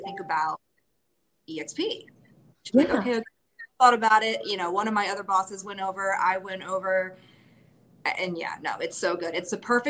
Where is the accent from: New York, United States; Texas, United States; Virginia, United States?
Virginia, United States; Northern; I am from Northern Virginia, born and raised, left a little bit for college, came back to settle here